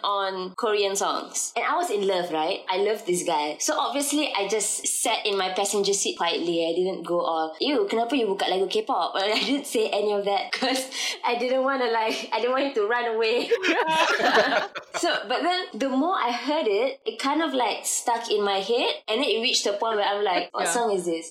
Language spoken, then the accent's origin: English; Malaysia; I am a Malaysian writer.